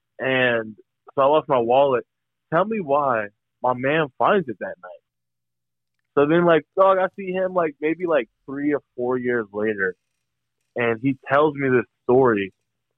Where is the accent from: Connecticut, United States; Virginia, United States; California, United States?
Virginia, United States; I'm from Virginia